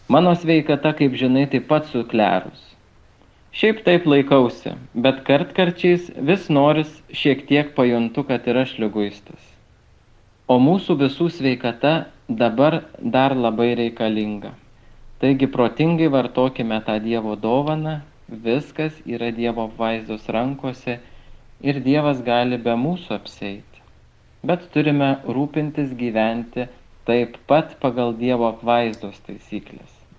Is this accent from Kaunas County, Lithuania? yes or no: yes; Kaunas, Kaunas County, Lithuania; moved away as an adult; now in Kėdainiai, Lithuania; aš, kadangi esu kaunietis